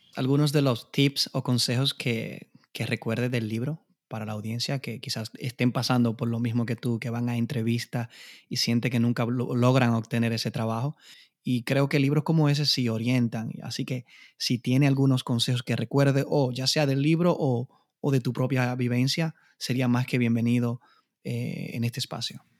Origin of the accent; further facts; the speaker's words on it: Dominican Republic; moved away; con mi inglés machucado, como decimos en la República Dominicana